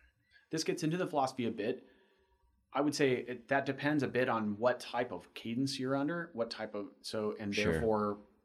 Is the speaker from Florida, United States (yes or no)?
yes; Florida, United States; Wait, I'm from Florida. I don't care. Hmm. All my roads are flat.